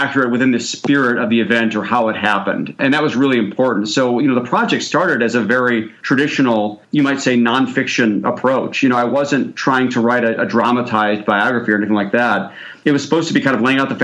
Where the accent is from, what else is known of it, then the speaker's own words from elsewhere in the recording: Chicago, Illinois, United States; I'm from Chicago